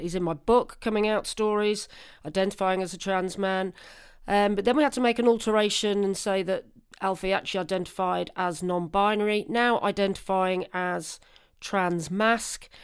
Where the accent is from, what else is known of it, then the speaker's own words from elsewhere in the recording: Guildford, South East England, United Kingdom; I was born in Guildford.